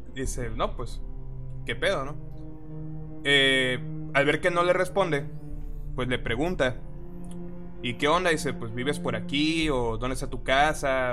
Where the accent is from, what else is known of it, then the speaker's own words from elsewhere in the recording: Tabasco, Mexico; nosotros somos de Tabasco